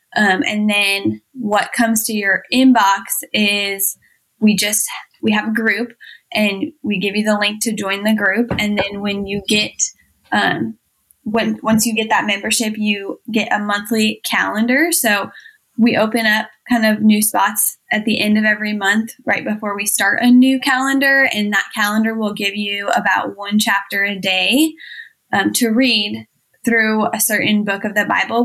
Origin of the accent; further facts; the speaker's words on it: Iowa, United States; I was born and raised in Iowa. We still live here